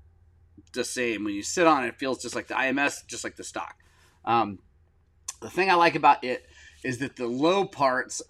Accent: Oklahoma City, Oklahoma, United States; moved away; I'm from Oklahoma City. born and raised.

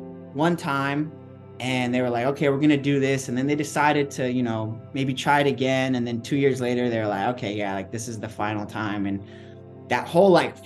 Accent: San Diego, California, United States; I grew up in East County. So kind of away from all the beaches, grew up in a little community called Spring Valley

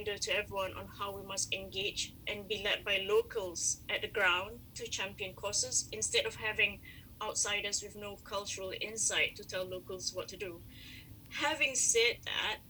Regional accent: Malaysia; I am Malaysian.

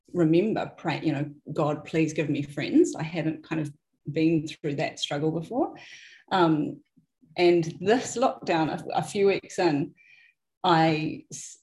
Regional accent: Wellsford, Auckland, New Zealand; also born or lived in Nelson; I have grown up here pretty much I'm a local farmer's daughter. My parents moved here when I was about 8 or 9

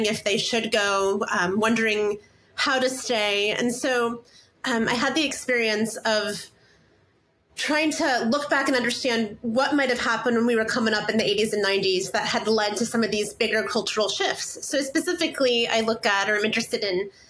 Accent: Indiana, United States; moved away as an adult; now in Seattle, United States; I'm a writer based in Seattle. I grew up in the Midwest in the States in Indiana and moved out about 18 years ago

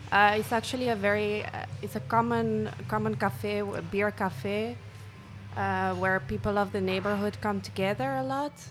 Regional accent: Hoegaarden, Flanders, Belgium; moved away as an adult; also born or lived in Leuven / Brussels; I am from Hoegaarden

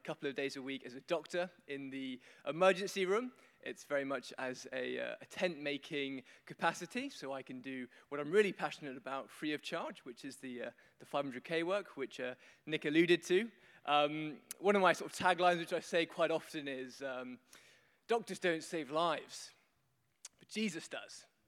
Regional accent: London, United Kingdom; accent: Queen's English; I'm from London, I speak the Queen's English

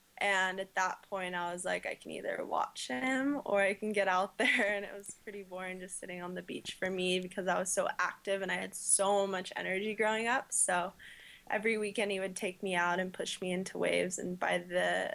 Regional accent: La Jolla, California, United States; I grew up in La Jolla, California

